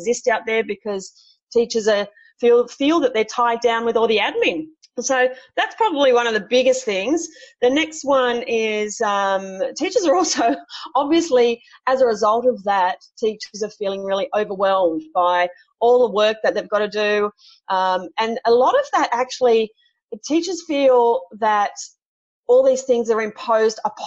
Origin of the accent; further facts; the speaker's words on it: Sydney, New South Wales, Australia; I'm from Sydney myself